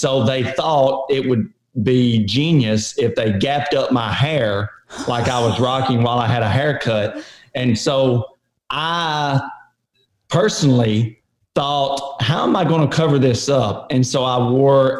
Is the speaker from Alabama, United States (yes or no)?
yes; Alabama, United States; accent: southern; I'm from Alabama, but I was just saying that because I have a deeper accent, southern accent